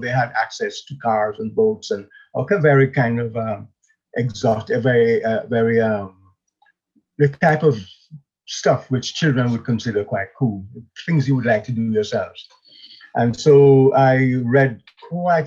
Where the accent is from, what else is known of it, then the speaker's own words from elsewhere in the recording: Jamaica; moved away as an adult; now in England; I was born in Jamaica, and I came to England in the mid-60s, quite a long while back, to study law